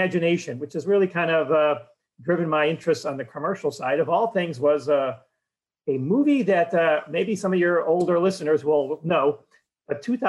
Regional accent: Cleveland, Ohio, United States; All right, join me in the time machine. Let's go back to Cleveland, Ohio, 1961.

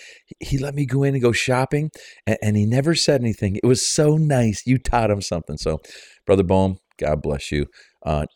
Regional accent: Canada; I'm a Canadian

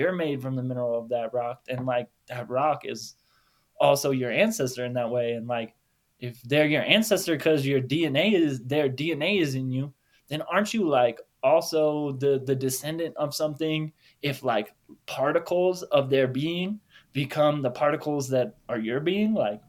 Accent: Denver, Colorado, United States; I'm from Denver, Boulder area, like, right from there you can see a peak.

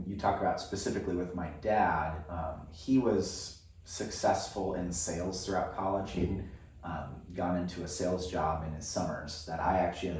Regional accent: Philippines; now in United States; one thing that's unique about growing up in the Philippines, or the fact that my parents chose to live in the Philippines, is that both of them were raised overseas.

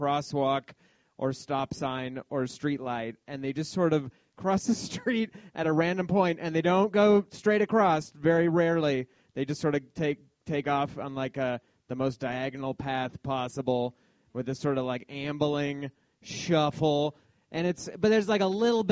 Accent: Denver, Colorado, United States; I grew up in Denver

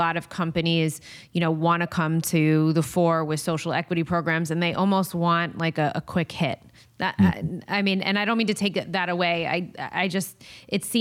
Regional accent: New Jersey, United States; I am from New Jersey. I know the state very well. My whole family's in New Jersey.

